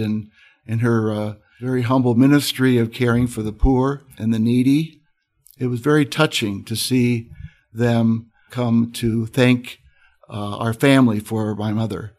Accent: Moline, Illinois, United States; moved away as an adult; now in Notre Dame, United States; I grew up in an area called the Quad Cities of Illinois, Iowa. I grew up on the Illinois side, Born in Moline, Illinois

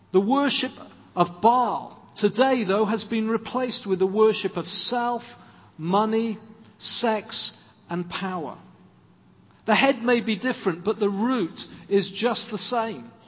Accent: Swansea, Wales, United Kingdom; When I was growing up in Swansea, two doors up from us were uh, another family from the church.

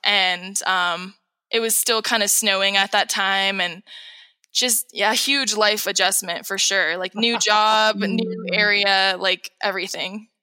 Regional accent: San Rafael, California, United States; moved away as an adult; now in Mono County, United States; I'm from San Rafael, California, which is in between Napa and San Francisco.

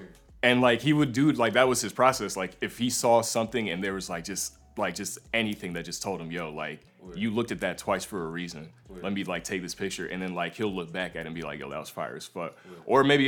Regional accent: Charlotte, North Carolina, United States; also born or lived in New York; So I was born in New York, but I moved around a lot as a kid, and last stop was Charlotte, North Carolina, and that's where I was from. That's where I claim.

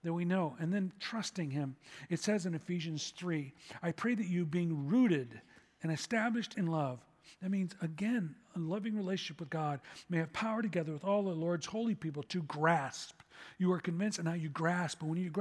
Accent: Chicago, Illinois, United States; I'm from Chicago

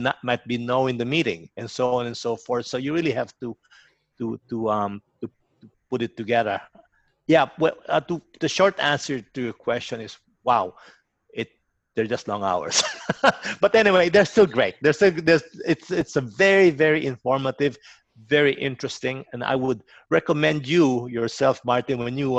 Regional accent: Philippines; now in Cherrybrook, Australia; I eat a lot of Filipino food because I'm from the Philippines originally.

